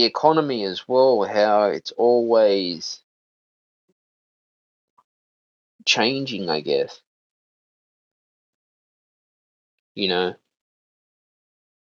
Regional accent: Australia; I'm an Australian citizen

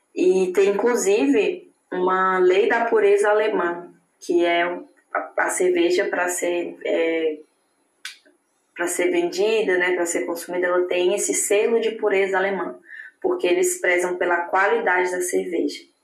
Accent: Palmas, Tocantins, Brazil; moved away as an adult; now in Germany; Eu venho do Tocantins, eu venho do norte do Brasil

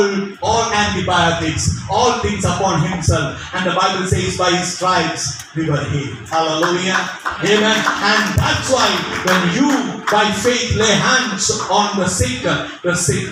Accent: India; as well as being an Indian

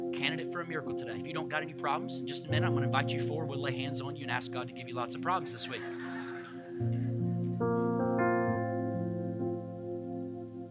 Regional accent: United States

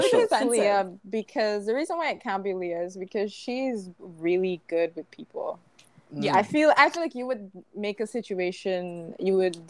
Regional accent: Guyana; I'm from Guyana, and I live in Guyana.

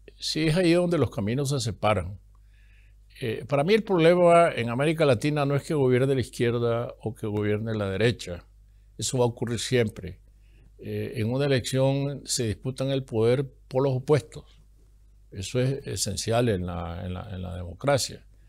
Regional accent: Masatepe, Masaya, Nicaragua; moved away as an adult; also born or lived in Costa Rica / Germany; el pueblo donde yo nací, en Mazatepe

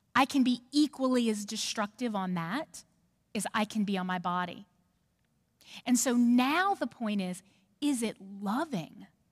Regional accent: New Orleans, Louisiana, United States; now in Knoxville, United States; I'm from New Orleans. So i have got feisty Cajun in me.

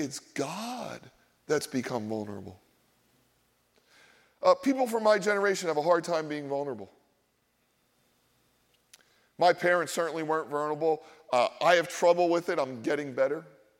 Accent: Philadelphia, Pennsylvania, United States; The problem is I grew up in Philadelphia. I grew up in Polish and Black and Jewish and Italian and Irish neighborhoods, and we all went to regional schools, and we all talked about our ethnicity

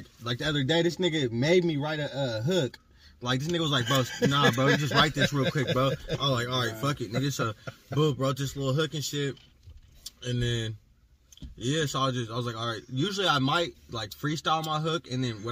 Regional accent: Portland, Oregon, United States; I'm from Portland, Oregon, born and raised

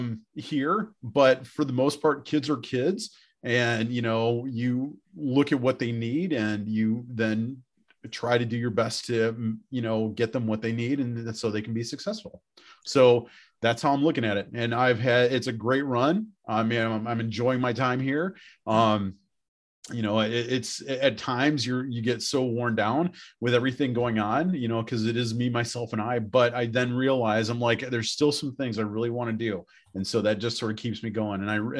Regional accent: Beloit, Wisconsin, United States; moved away as an adult; also born or lived in Indiana / Houston, Texas / Dallas, Texas / Bayfield, Wisconsin; now in Kewaunee, United States; I was born and raised in Beloit, Wisconsin, and went to school down in central Indiana, and then got my first teaching job outside of Houston, Texas.

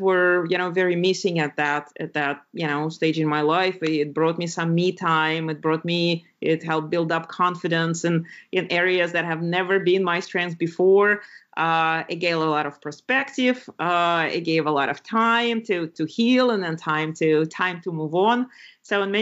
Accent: Lithuania; moved away; When I grew up in Lithuania, which is a very pretty country in Northern Europe by the Baltic Sea.

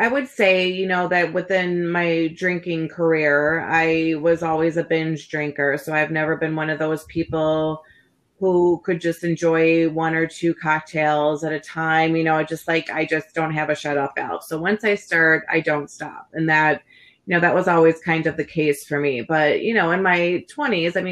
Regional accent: Schaumburg, Illinois, United States; So I grew up in Schaumburg.

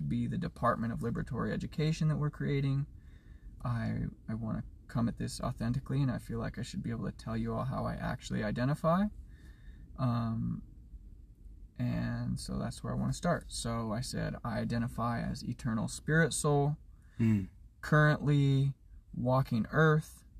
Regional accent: Edmonds, Washington, United States; I was raised white in Edmonds, Washington

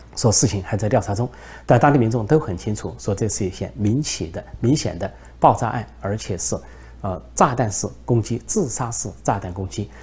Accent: China; 按照我们中国人说的话

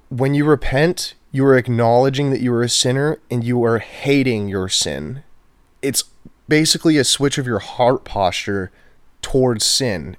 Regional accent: Houston, Texas, United States; also born or lived in College Station, Texas; I am from Houston, Texas.

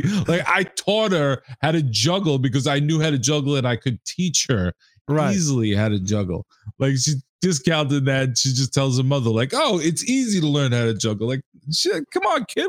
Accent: New York, United States; growing up in New York

